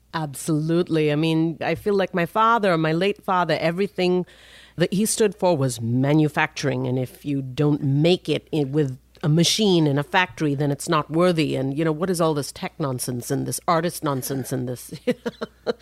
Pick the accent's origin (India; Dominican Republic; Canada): India; now in United States; I'm from India